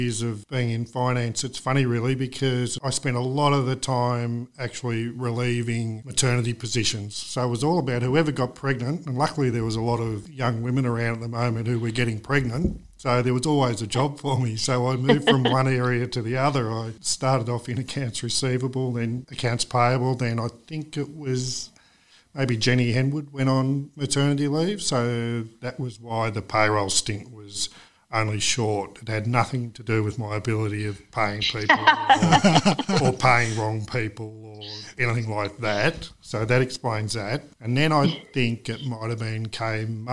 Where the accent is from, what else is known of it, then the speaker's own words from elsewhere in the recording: Whitfield, Victoria, Australia; I'm local, true local. So, yes, I was born and raised in Whitfield.